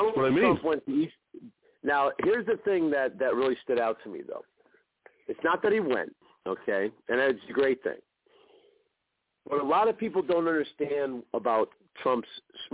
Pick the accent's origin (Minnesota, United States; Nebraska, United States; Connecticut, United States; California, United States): Connecticut, United States; moved away; also born or lived in New York City; I grew up in Connecticut, lived in New York City